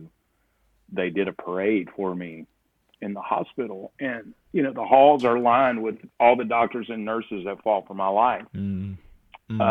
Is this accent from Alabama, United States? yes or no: yes; South Alabama, United States; I grew up in South Alabama